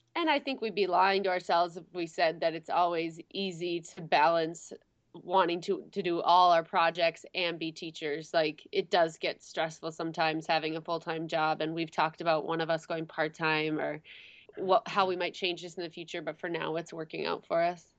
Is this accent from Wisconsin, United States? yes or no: yes; Wisconsin, United States; moved away as an adult; also born or lived in Michigan / Arizona / South Korea; we grew up in Wisconsin, went to college in Michigan